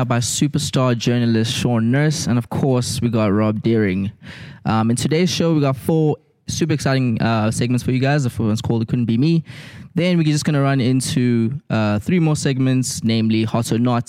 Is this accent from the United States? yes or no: no; Durban, KwaZulu-Natal, South Africa; I'm from Durban